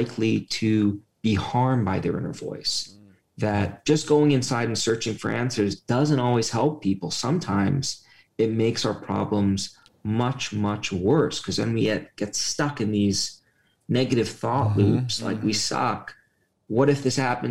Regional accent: New York City, New York, United States; moved away; I grew up in a working-class neighborhood of Brooklyn

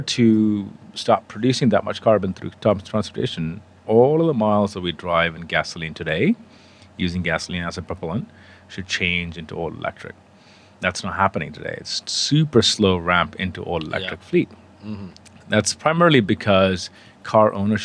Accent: India; moved away as an adult; also born or lived in England; I come from India, originally born and raised there.

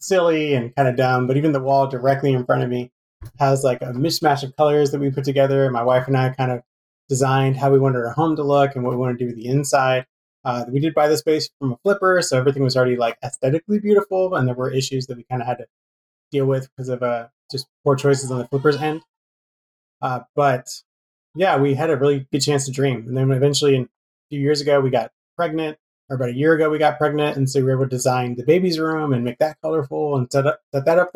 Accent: East Bay, San Francisco Bay Area, near Walnut Creek, California, United States; I grew up here in the East Bay in the San Francisco Bay Area, kind of near Walnut Creek.

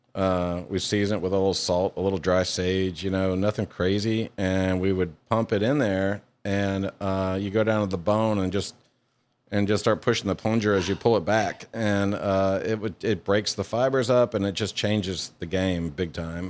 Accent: Louisiana, United States; moved away as an adult; also born or lived in Hawaii; now in Mississippi, United States; I was born in Hawaii and I grew up in Louisiana. And I, I was there from like seven to eighteen

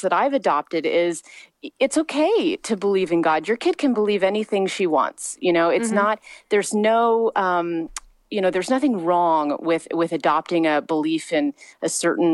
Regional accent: Missouri, United States; moved away as an adult; now in Long Beach, United States; I was raised in the Midwest. I was raised in a very small town in Missouri

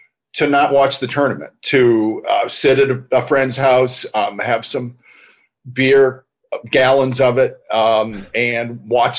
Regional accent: Northern Ohio, United States; also born or lived in near Boston, Massachusetts; I grew up in the Northeast in near Boston, and then later in Northern Ohio.

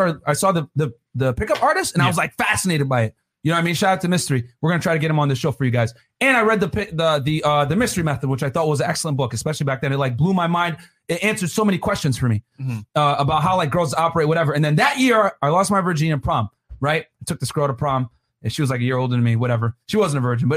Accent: New Britain, Connecticut, United States; also born or lived in Brooklyn, New York; I moved to New Britain, Connecticut, my hometown, which I claim because I don't claim I'm from New York

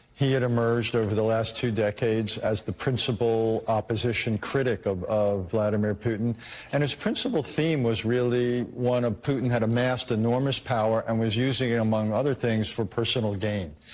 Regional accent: United States; I'm an American and I live in the United States

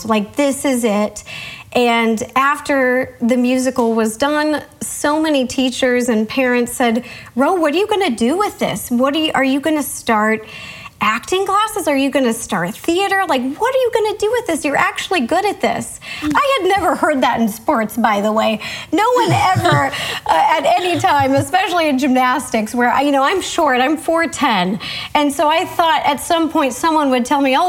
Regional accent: Seattle, Washington, United States; moved away as an adult; I grew up in Seattle.

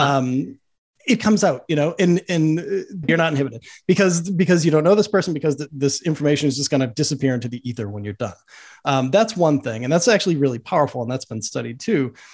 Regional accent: Boston, Massachusetts, United States; I grew up in Boston

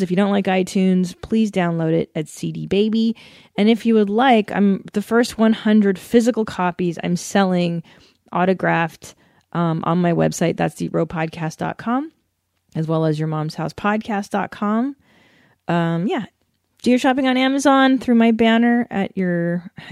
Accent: Los Angeles, California, United States; I grew up doing that here

